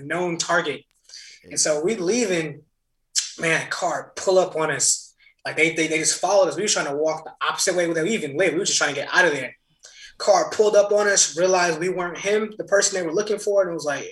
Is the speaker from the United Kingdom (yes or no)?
no; Lancaster, California, United States; born or raised there